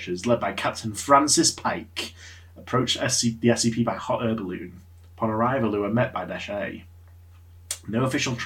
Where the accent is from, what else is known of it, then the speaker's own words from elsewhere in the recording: United Kingdom; I'm British